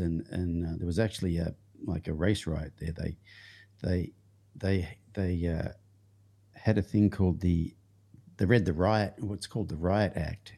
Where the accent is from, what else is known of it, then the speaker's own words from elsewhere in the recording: Young, New South Wales, Australia; the town I grew up in it wa, is called Young, but its original name was Lamming Flat.